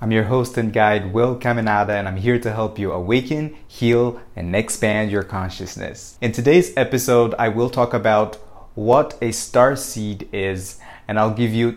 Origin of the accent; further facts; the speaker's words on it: Brazil; I was born in Brazil